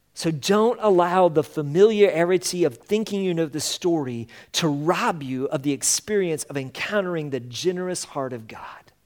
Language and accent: English; Colorado, United States; moved away; we come from Colorado